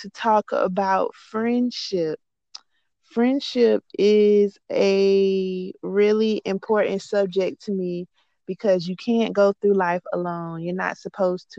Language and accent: English; North Florida, United States; moved away as an adult; also born or lived in Jacksonville, Florida; now in Central Florida, United States; I am from North Florida, but my husband and I decided to move to Central Florida